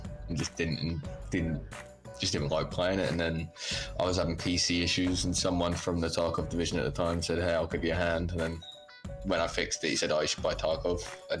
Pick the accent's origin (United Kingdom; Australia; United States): United Kingdom; England; I'm 23. I'm English, obviously.